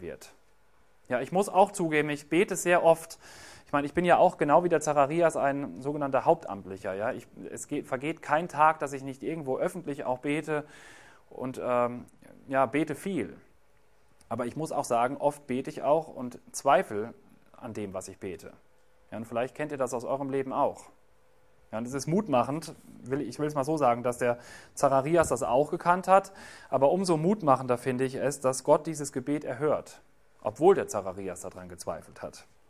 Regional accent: Germany; bei uns in Deutschland

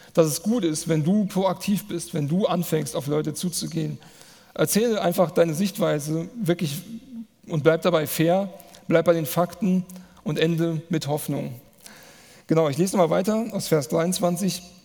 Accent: Manderbach, Hesse, Germany; ich komme aus Manderbach, das ist hier ein Ort weiter.

